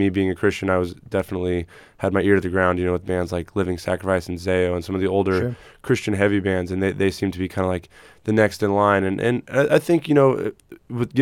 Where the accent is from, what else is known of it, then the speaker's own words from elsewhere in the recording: San Diego, California, United States; also born or lived in Phoenix, Arizona / Texas; I was born in Phoenix